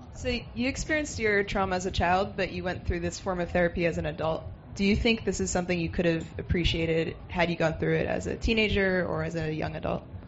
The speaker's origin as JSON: {"language": "English", "country": "Canada", "tie": "born or raised there", "said": "I was born and raised in Canada, but my uh, family ancestry is Serbian"}